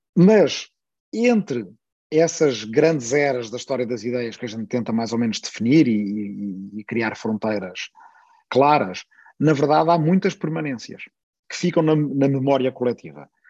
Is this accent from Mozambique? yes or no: no; Portugal; accent: Portuguese (European Portuguese); sou bastante consciente da diferença e das dificuldades que o sotaque de Portugal tem no Brasil